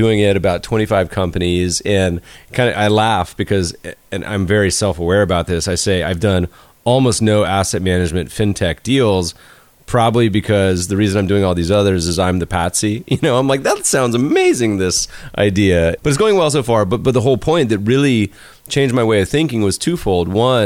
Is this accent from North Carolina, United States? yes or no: yes; Winston-Salem, North Carolina, United States; now in Los Angeles, United States; my hometown in Winston-Salem